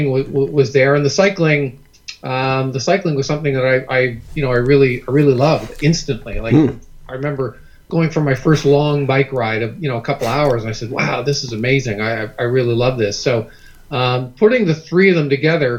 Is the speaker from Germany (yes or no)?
no; Canada; most Canadian kids who grew up in the late 60s and the 70s